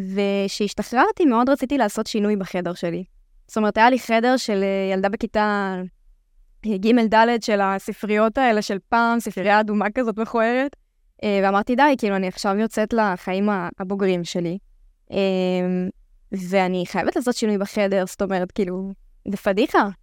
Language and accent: Hebrew; the Krayot, Haifa District, Israel; אני בת 26, uh, מהקריות